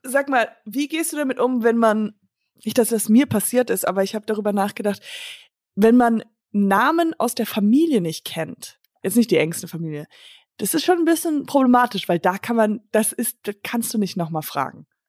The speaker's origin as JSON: {"language": "German", "town": "Höhr-Grenzhausen", "region": "Rhineland-Palatinate", "country": "Germany", "also_born_or_lived": "Hamburg", "moved": "yes", "said": "ich war jetzt dieses Wochenende bei einem Familienfest von meinem Vater in einem Dorf, wo ich herkomme"}